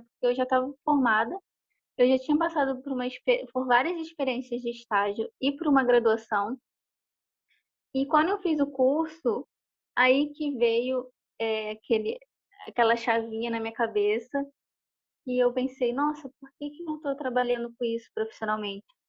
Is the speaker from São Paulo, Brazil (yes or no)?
no; Duque de Caxias, Rio de Janeiro, Brazil; moved away as an adult; also born or lived in São Gonçalo; now in Rio de Janeiro, Brazil; da minha casa onde eu cresci para o centro de Caxias eram uns 40, 50 minutos de ônibus